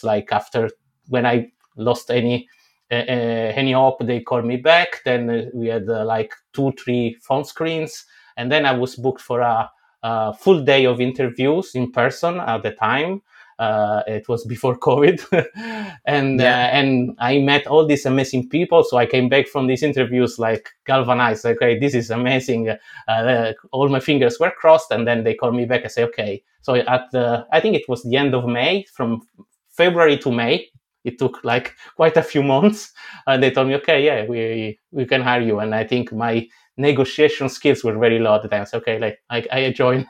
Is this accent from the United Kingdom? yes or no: no; Italy; English is a second language; you know, born and raised in Italy, being able to do for free a training from Stanford University was like a dream coming true.